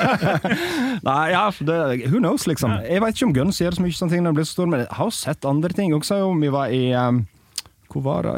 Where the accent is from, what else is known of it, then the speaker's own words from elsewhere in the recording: Sogndal, Vestland, Norway; moved away; i Sogndal, der jeg er fra